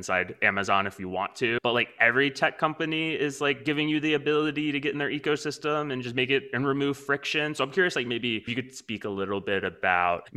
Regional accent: Texas, United States; I'm from Texas

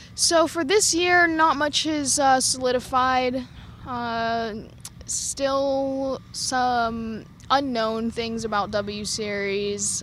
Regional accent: United States; being American

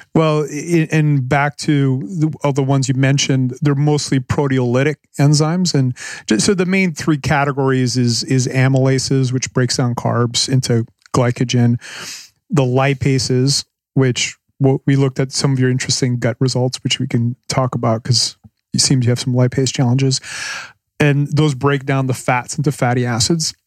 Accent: Canada; moved away as an adult; now in Panama; I'm, I'm from Canada

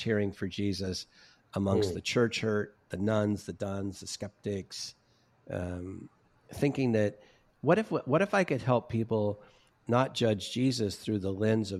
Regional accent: Orange County, California, United States; I'm from Orange County, California

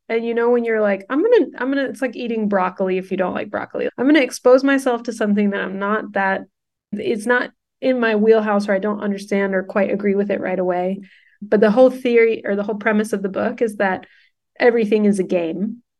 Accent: Houston, Texas, United States; also born or lived in California / New York; We grew up in Houston, Texas

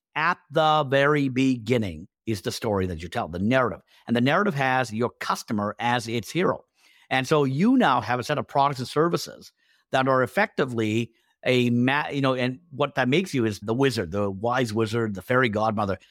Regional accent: Canada; also born or lived in India / England; I was born in India, but, uh, we moved to England first and then to Canada, you know, when I was five. And so I've been in Canada ever since then

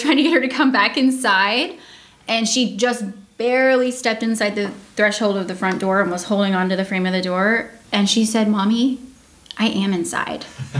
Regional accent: Georgia, United States; I was born and raised in Georgia, so we're UGA fans and Braves fans all the way.

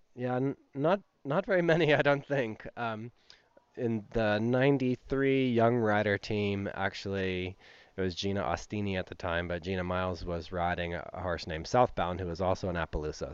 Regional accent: West Coast, United States; moved away as an adult; growing up on the West Coast

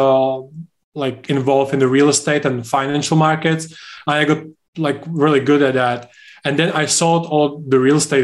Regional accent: Czechia; UK is, for example, much different than Czech Republic, where I'm from. But if I compare my home country with the US

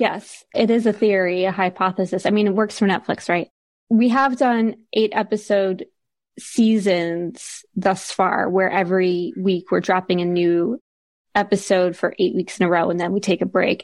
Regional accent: Philadelphia, Pennsylvania, United States; moved away as an adult; also born or lived in New York / Seattle; now in Guernsey; I grew up around Philadelphia area

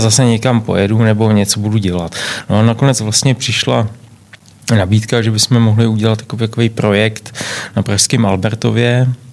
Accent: Czechia; also born or lived in London; tady u nás v Čechách

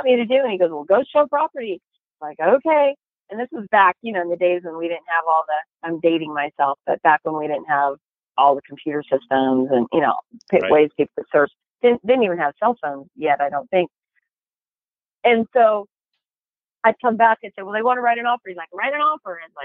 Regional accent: Chico, California, United States; also born or lived in Paradise, California; now in Sacramento area, United States; I grew up in Chico

